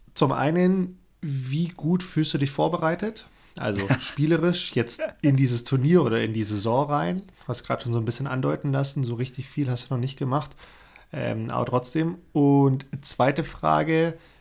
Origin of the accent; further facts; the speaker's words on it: Swabia, Germany; als Schwabe